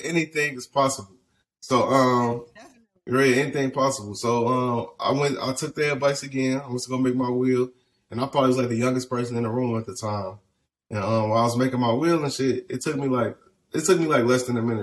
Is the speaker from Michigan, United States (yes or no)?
no; Chicago, Illinois, United States; moved away as an adult; also born or lived in California; now in Dallas, United States; I'm born and raised in Chicago, on the west side of Chicago.